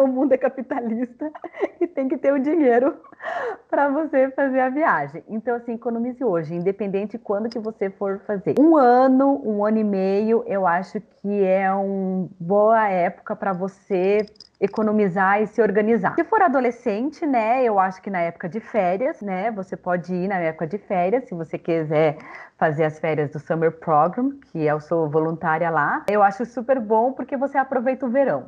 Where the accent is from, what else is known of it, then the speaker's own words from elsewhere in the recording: Curitiba, Paraná, Brazil; eu sou aqui de Curitiba